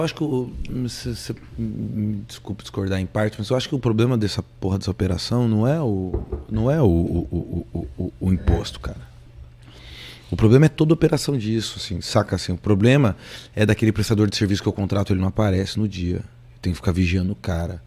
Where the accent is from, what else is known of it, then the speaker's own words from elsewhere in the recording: Brazil; a gente como brasileiro